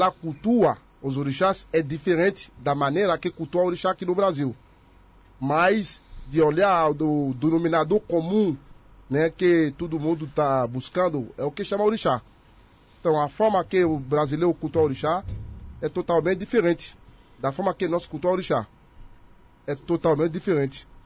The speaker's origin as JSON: {"language": "Portuguese", "country": "Benin", "second_language": "Portuguese", "lives_now": "Brazil", "said": "nós que somos da África, que somos de lá, de Benin, a gente cultua o que chamar a base, o começo de tudo."}